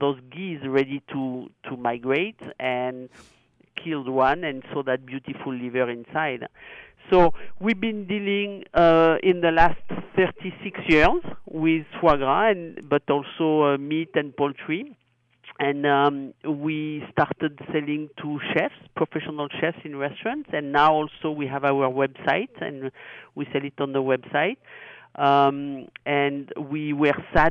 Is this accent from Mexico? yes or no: no; Gascony, Nouvelle-Aquitaine, France; English is a second language; moved away as an adult; now in United States; I am a proud Gascon